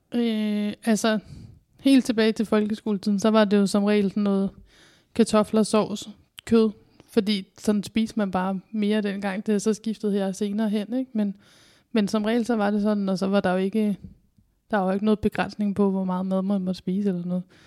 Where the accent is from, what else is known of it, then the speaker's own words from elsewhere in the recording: Kalundborg, Zealand, Denmark; also born or lived in Roskilde; now in Odense, Denmark; så kommer jeg fra Kalundborg